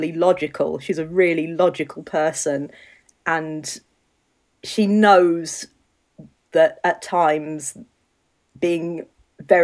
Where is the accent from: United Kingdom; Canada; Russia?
United Kingdom; England; also born or lived in South Wales; now in Wales, United Kingdom; You can probably tell from the way I speak that I'm quite English, but I live in Wales. I live in South Wales.